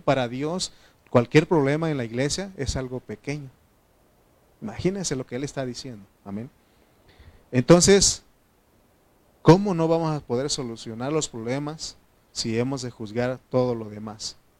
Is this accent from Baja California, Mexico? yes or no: no; Oaxaca, Mexico; now in State of Mexico, Mexico; soy de Oaxaca